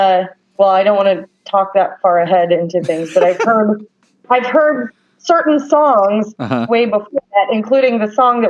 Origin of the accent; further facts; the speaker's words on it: Evansville, Indiana, United States; moved away; also born or lived in Oregon / Washington / New York City; I grew up in Evansville, Indiana.